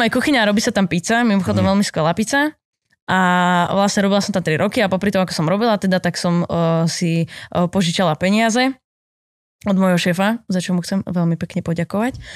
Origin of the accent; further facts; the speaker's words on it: Poruba, Trenčín Region, Slovakia; moved away as an adult; now in Bratislava, Slovakia; som robila vtedy v pizzerii u nás v Porube